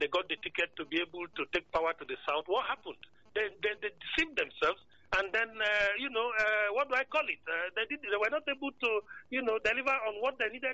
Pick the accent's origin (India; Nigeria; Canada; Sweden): Nigeria; Northern Nigeria; I'm a Northerner.